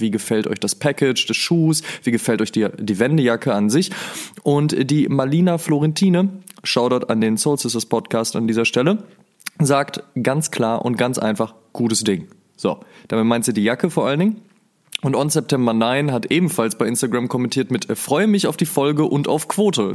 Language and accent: German; near the Ruhr area, North Rhine-Westphalia, Germany; ich komme ja aus der Nähe vom Ruhrpott